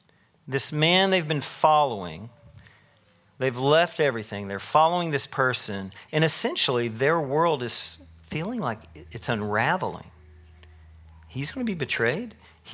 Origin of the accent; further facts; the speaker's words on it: Tennessee, United States; moved away; I moved from Tennessee to here in 2020, 23 years ago. What'd I say? I don't know. Whatever. I've been here a while. And I grew up a big Tennessee fan